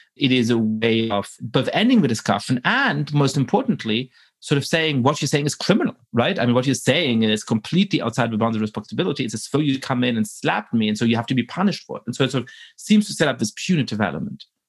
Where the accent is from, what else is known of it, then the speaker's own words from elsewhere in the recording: Germany; moved away; I grew up in Germany at a time when there was a tremendous amount of philo-Semitism